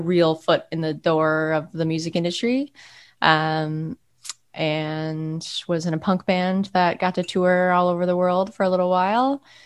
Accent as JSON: {"language": "English", "town": "Monument", "region": "Colorado", "country": "United States", "tie": "born or raised there", "also_born_or_lived": "New York City", "moved": "as an adult", "lives_now": "Philadelphia, United States", "said": "I grew up in Monument, Colorado, which is a small town about 50 miles south of Denver."}